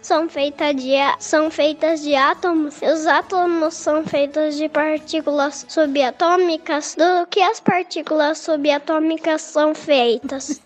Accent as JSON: {"language": "Portuguese", "country": "Brazil", "said": "eu sou do Brasil"}